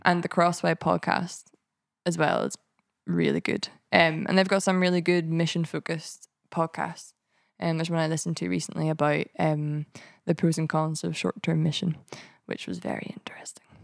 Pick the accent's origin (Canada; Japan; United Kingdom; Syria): United Kingdom; Ballymena, Northern Ireland; moved away as an adult; now in Edinburgh, United Kingdom; I was brought up in a town called Ballymena, in the Bible Belt of Northern Ireland